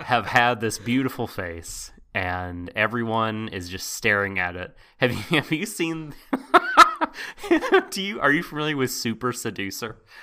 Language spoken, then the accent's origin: English; United States; I'm from America.